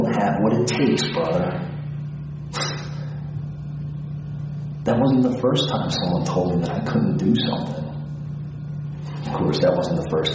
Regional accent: Philadelphia, Pennsylvania, United States; I was born in Philadelphia. I grew up all my life in a small neighborhood called Port Richmond.

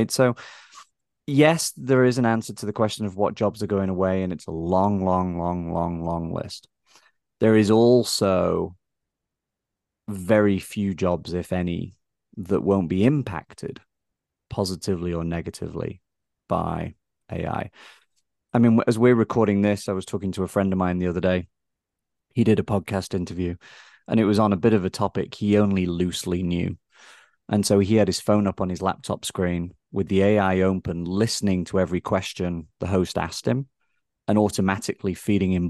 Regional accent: England, United Kingdom; now in United States; I think growing up in England, I think we are maybe we see on a day to day basis our history more than I think a lot of us here in America get a chance to see our history play out

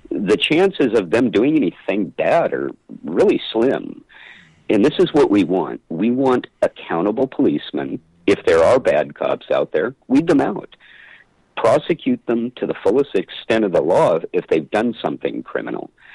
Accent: San Luis Obispo, California, United States; my hometown of San Luis Obispo

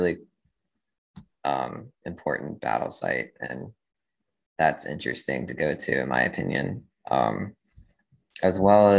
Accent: Eastern Panhandle of West Virginia, United States; moved away as an adult; now in Baltimore, United States; I didn't grow up in Baltimore. I grew up mostly in the Eastern Panhandle of West Virginia

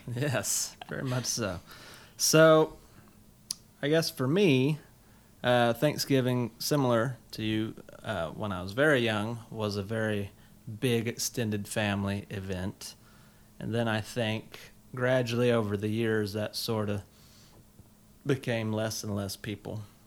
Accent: South Carolina, United States; growing up in South Carolina, we had all of the country fixings

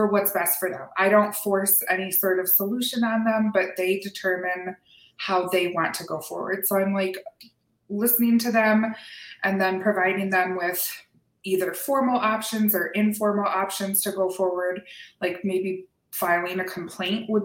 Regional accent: Lansing, Michigan, United States; moved away as an adult; now in Oregon, United States; born and raised in Lansing, Michigan

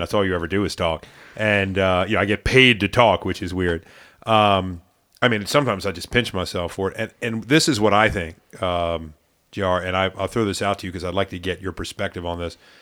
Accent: Maryland, United States; growing up in Maryland

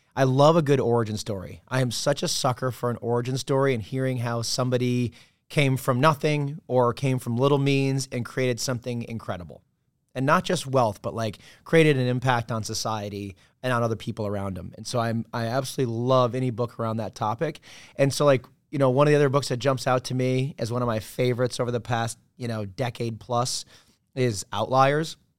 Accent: Ann Arbor, Michigan, United States; moved away as an adult; also born or lived in New York; Midwestern kid from, uh, outside Detroit, town called Ann Arbor, Michigan

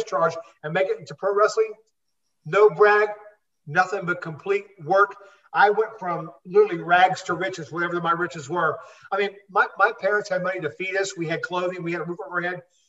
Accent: Tampa, Florida, United States; from Tampa, Florida, 230 pounds

